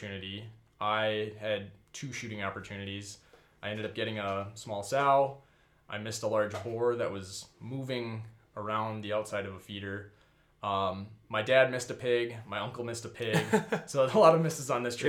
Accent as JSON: {"language": "English", "region": "Minnesota", "country": "United States", "said": "I'm actually a Minnesotan too"}